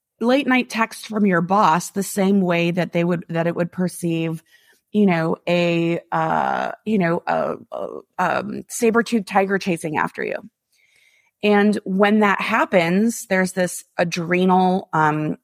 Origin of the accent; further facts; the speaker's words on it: Midwest, United States; moved away; Most of my friends that I grew up with in the Midwest